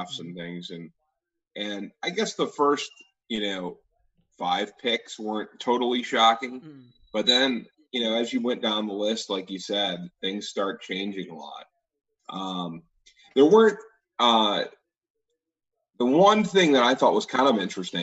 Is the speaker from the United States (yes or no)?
yes; Detroit, Michigan, United States; I grew up in Detroit